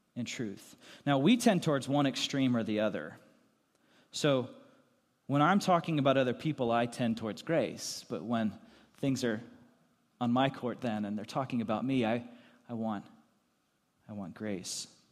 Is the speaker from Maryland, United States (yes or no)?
no; Lancaster County, Pennsylvania, United States; moved away; also born or lived in Goshen, Indiana; I grew up in Lancaster County, Pennsylvania